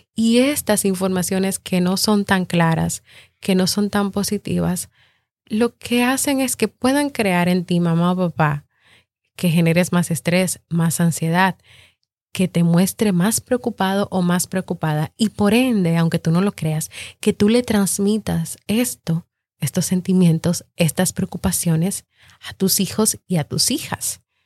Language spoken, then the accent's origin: Spanish; Dominican Republic; mi país, República Dominicana